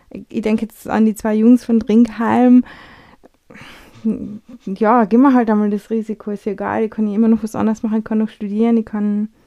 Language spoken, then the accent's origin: German; Austria; wie wir sind äh, Österreicher, wir Europäer, wir ticken ein bisschen anders